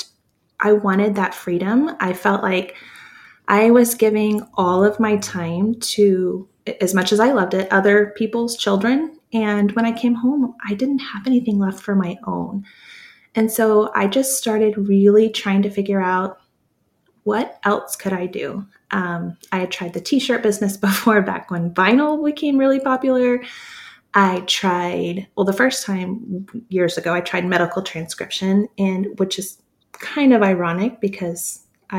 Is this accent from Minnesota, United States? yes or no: no; Texas, United States; I'm from Texas